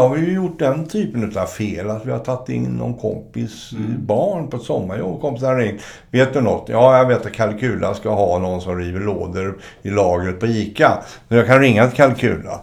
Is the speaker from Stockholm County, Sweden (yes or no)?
no; Gothenburg, Västra Götaland, Sweden; Jag är ju från Göteborg